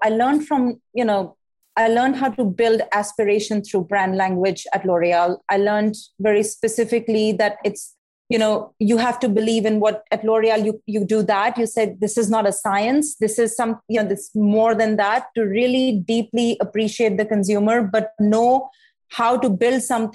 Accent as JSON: {"language": "English", "country": "India", "also_born_or_lived": "New York", "moved": "as an adult", "lives_now": "Arizona, United States", "said": "I'm from India, in case you haven't noticed yet, I come from a very academically competitive, you know, landscape."}